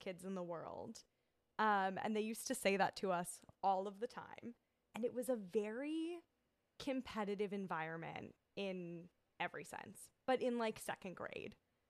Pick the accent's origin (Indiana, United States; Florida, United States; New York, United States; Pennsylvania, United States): Pennsylvania, United States; I grew up in Pennsylvania and went to private school